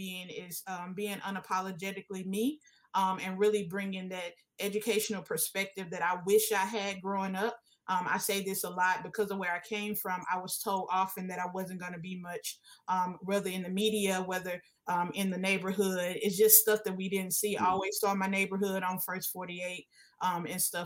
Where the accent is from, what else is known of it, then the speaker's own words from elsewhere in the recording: Houston, Texas, United States; I was able to teach in the neighborhood I grew up in. I'm from Trinity Gardens, Houston, Texas